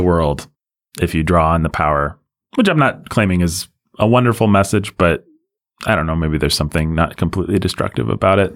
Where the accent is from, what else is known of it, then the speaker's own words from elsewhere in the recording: United States; as an American